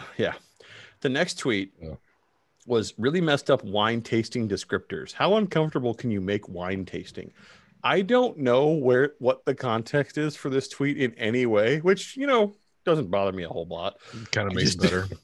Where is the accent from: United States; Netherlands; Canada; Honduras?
Canada; I'm Canadian